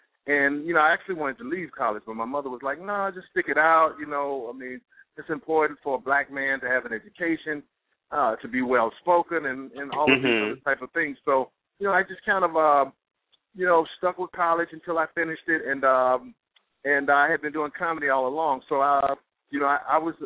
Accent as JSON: {"language": "English", "town": "Montgomery", "region": "Alabama", "country": "United States", "tie": "born or raised there", "moved": "yes", "lives_now": "New York, United States", "said": "I'm from Montgomery, Alabama. She's from Montgomery, Alabama. We grew up together"}